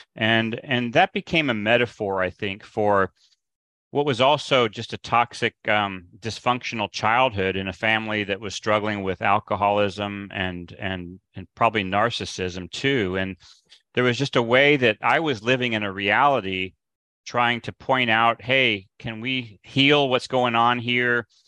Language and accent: English; Midwest, United States; I grew up in the Midwest